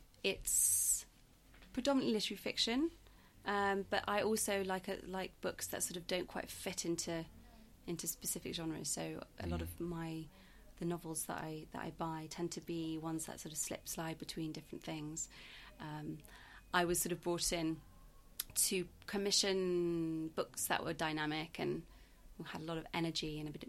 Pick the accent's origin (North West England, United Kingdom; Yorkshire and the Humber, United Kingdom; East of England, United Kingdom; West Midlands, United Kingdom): Yorkshire and the Humber, United Kingdom; moved away as an adult; also born or lived in South Africa; now in London, United Kingdom; I grew up in Yorkshire, moved to London for university